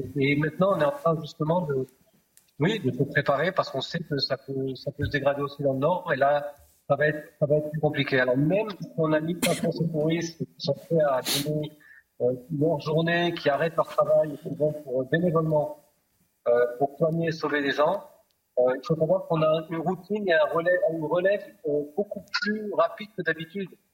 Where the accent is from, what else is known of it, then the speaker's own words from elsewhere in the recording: the South, southern Israel, Israel; j'ai grandi dans le Sud et on avait des ouvriers qui venaient de Gaza